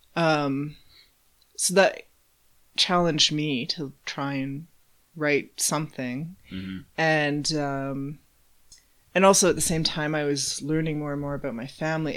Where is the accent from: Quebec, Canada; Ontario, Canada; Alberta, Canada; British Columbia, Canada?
Alberta, Canada; Calgary; also born or lived in Edmonton; grew up pretty much in Calgary. I think I was about six maybe when we moved here